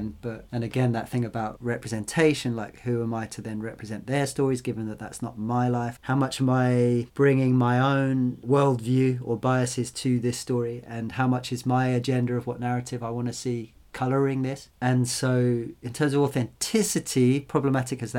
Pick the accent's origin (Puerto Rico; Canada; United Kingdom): United Kingdom; the Fens, East Anglia, East of England; I grew up in the Fens, this area of East Anglia